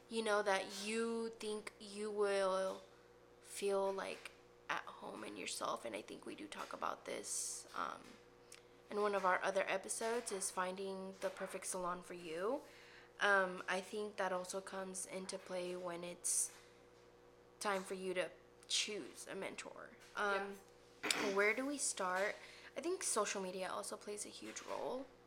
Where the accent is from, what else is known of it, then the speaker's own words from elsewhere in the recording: Dallas, Texas, United States; I was raised in the Oak Cliff area, so yeah, it's just home.